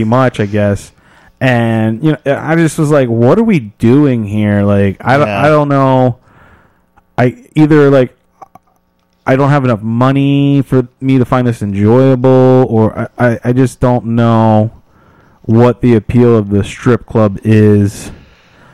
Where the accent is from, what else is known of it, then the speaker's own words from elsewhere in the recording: Delaware, United States; Growing up in Delaware